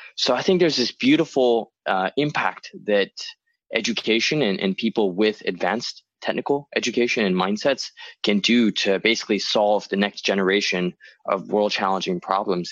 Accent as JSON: {"language": "English", "country": "Hong Kong", "tie": "born or raised there", "also_born_or_lived": "New York / Chicago", "moved": "yes", "said": "I was born and raised in Hong Kong."}